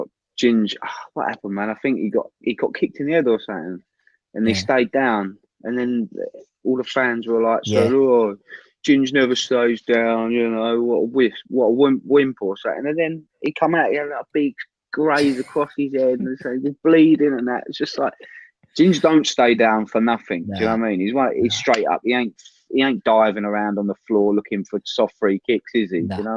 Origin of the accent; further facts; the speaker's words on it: England, United Kingdom; I never grew up in like Argentina. I grew up in England.